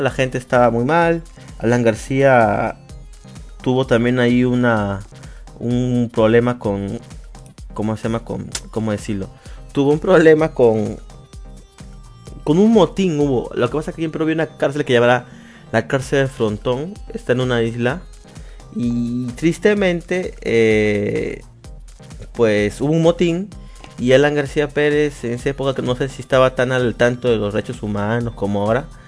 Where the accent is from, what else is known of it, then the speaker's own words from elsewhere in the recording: Lima, Peru; soy de Perú. De, bueno, Lima, Perú se podría decir, sí. De Lima, Perú